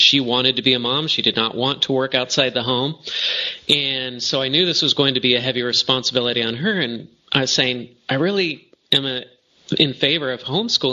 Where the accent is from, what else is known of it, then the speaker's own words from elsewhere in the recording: Arcadia, California, United States; moved away as an adult; also born or lived in Hong Kong; And I grew up in Arcadia, California